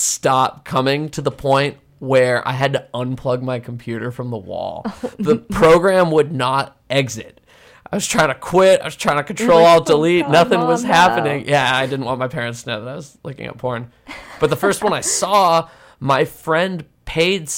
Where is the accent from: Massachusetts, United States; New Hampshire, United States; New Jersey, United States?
Massachusetts, United States; I'm from Massachusetts.